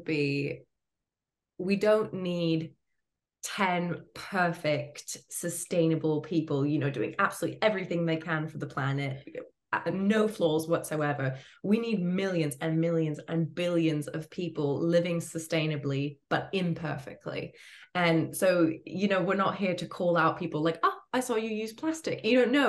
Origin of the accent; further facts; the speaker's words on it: Florida, United States; I grew up in Florida